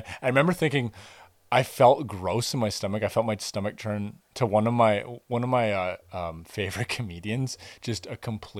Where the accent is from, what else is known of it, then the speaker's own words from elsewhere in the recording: Campbell River, British Columbia, Canada; I'm from Campbell River, British Columbia.